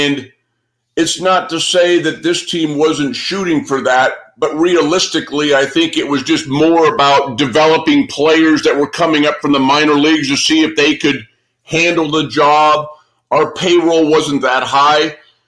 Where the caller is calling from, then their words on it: Arizona, United States; Yeah. I'm speaking from Arizona.